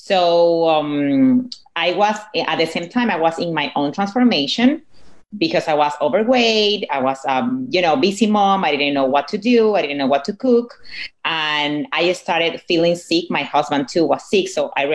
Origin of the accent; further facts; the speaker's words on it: Venezuela; English is a second language; moved away; my husband, we are from Venezuela, so we're Latinos